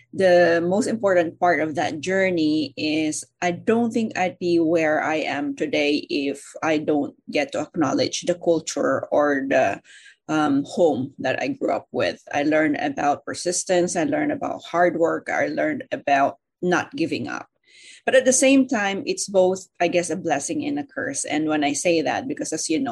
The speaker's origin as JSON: {"language": "English", "country": "Philippines", "moved": "yes", "said": "I came originally from the Philippines"}